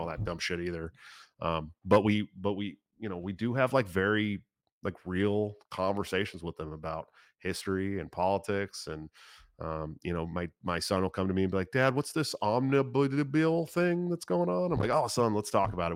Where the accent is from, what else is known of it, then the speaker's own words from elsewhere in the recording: Oakland, California, United States; moved away; also born or lived in Washington; I grew up in the East Bay area, California